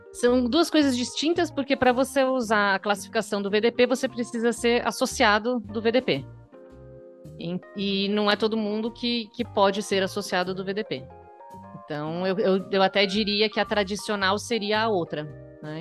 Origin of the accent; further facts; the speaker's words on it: Brazil; moved away as an adult; also born or lived in Germany; Minha família é alemã, dos dois lados, eu já nasci aqui no Brasil. E eu resolvi fazer faculdade aqui e ir para a Alemanha trabalhar